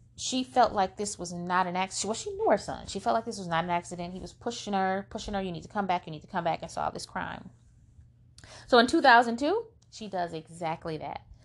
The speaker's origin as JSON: {"language": "English", "town": "Flint", "region": "Michigan", "country": "United States", "said": "We're from Flint, Michigan"}